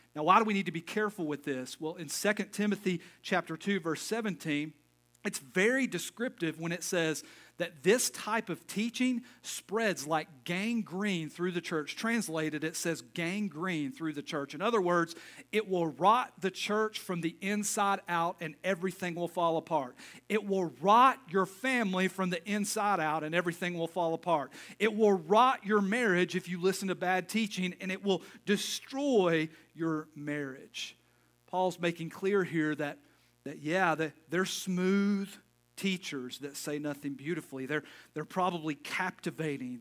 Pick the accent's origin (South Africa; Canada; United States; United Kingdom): United States; Knoxville, Tennessee; I'm not from Crossville. I'm from Knoxville, an hour away